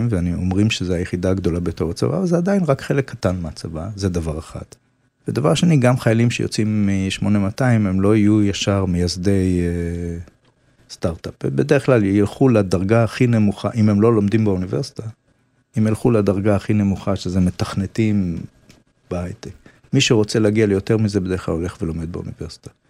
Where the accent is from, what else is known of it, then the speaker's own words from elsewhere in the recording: Central District, Israel; now in Jerusalem, Israel; אני בן 67, נולדתי בירושלים ב-1950, גדלתי באזור השפלה, כי הוריי ירדו לשם לחפש העבודה. בשנת 68 חזרתי לאוניברסיטה ללמוד אה, תואר ראשון במתמטיקה, ומאז אני בירושלים.